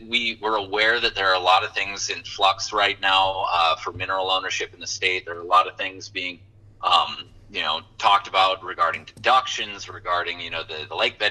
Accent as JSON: {"language": "English", "town": "Watford City", "region": "North Dakota", "country": "United States", "tie": "born or raised there", "moved": "as an adult", "said": "I was raised in the Watford City area"}